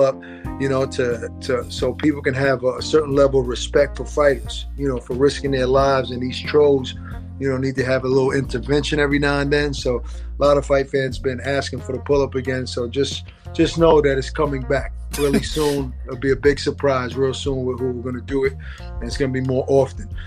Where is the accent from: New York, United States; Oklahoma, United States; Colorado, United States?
New York, United States; New York City; I was born and raised in Brooklyn